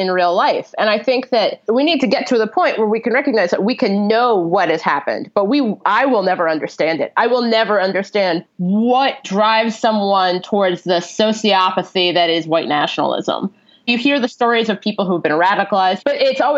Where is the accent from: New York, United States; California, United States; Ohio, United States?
Ohio, United States; Cincinnati; it's not far from Cincinnati, which is where I'm from